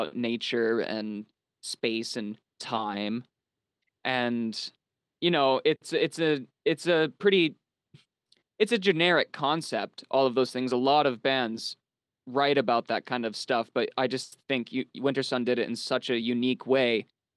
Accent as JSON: {"language": "English", "country": "Canada", "tie": "born or raised there", "also_born_or_lived": "United States / Finland (ancestry)", "said": "I was born in Canada, grew up a little bit in the States, moved back to Canada, but obtained citizenship and my passport through my grandfather who was from Finland."}